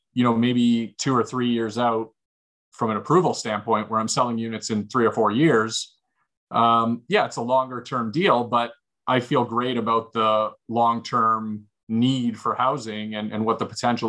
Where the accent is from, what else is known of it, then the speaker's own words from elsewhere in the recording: Hamilton, Ontario, Canada; I grew up in Hamilton. It was a steel economy, right?